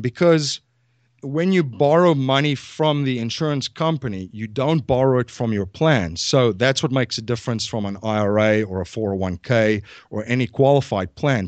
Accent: South Africa; moved away as an adult; now in Newtown, Pennsylvania, United States; I'm originally from South Africa. I came here in two thousand and one

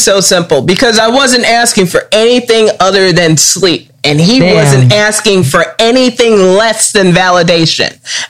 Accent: Maywood, United States; I was born and raised in Maywood.

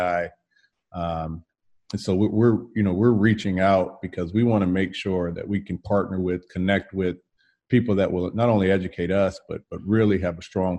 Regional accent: San Jose, California, United States; now in Atlanta, United States; I grew up in San Jose

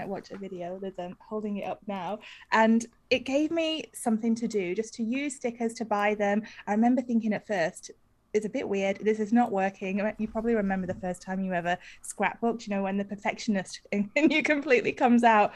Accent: United Kingdom; moved away as an adult; now in Australia; I am British, although I live in Australia. I've been here for about 15 years.

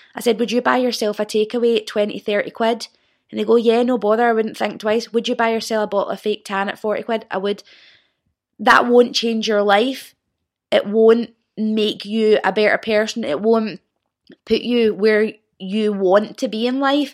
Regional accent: Old Kilpatrick, Scotland, United Kingdom; I was born and raised in Old Kilpatrick, which is a small village outside of Clyde Bank

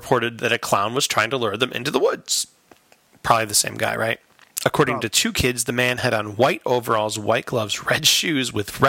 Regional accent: Chicago, Illinois, United States; Yeah, I'm from Chicago. We love Bozo, where I'm from.

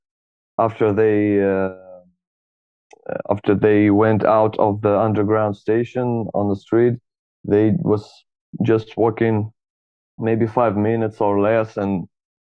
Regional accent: Moscow, Russia; I'm from Tribugan, Moscow

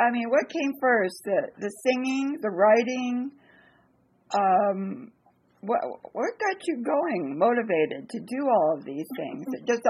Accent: Santa Monica, California, United States; I was born in Santa Monica

